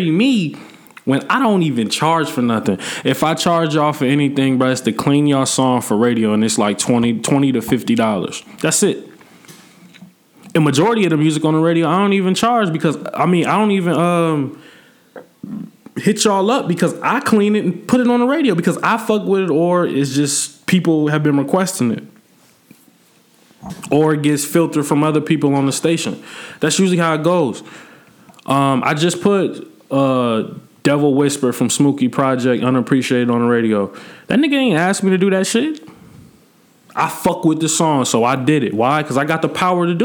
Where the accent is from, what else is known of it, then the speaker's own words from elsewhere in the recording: Peoria, Illinois, United States; I'm not from that soil. I don't drink that water, bro. Like, I'm from Peoria